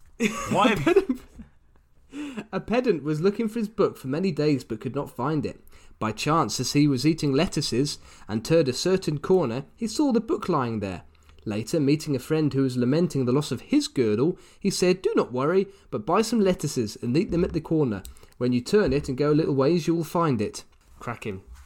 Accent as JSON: {"language": "English", "country": "United Kingdom", "tie": "born or raised there", "said": "my hometown in the UK"}